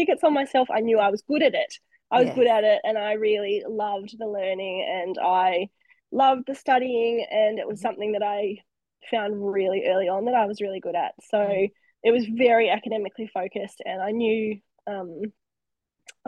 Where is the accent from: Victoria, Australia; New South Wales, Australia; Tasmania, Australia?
Tasmania, Australia; Launceston; also born or lived in Western Australia / Queensland; moved to Tassie when I must have been about six. So, and then grew up in Launceston up there. So I claim that I'm a Tasmanian